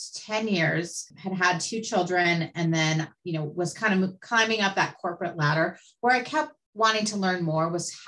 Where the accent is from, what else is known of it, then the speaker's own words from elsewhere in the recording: California, United States; also born or lived in Newport Beach, California / Santa Ynez Valley, California; I was born in Newport Beach, California, lived there till I was about 10. And then my family moved us up to the Central Coast, just outside of Santa Barbara in an area called the San Ynez Valley